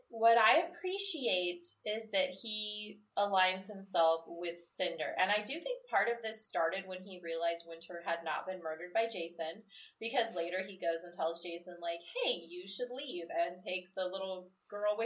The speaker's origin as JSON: {"language": "English", "region": "Midwest", "country": "United States", "said": "I'm from the Midwest, where you do get what's called a sun shower"}